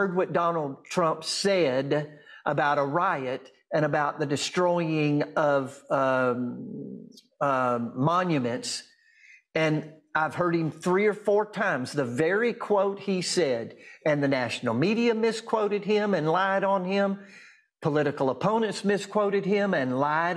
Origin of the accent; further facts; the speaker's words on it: Durant, Oklahoma, United States; In my hometown of Durant, I live outside of Durant, Oklahoma now